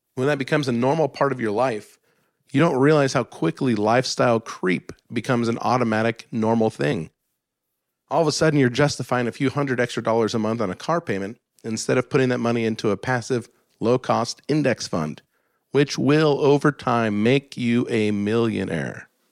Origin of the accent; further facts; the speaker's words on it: Alaska, United States; where I grew up in Alaska in the snow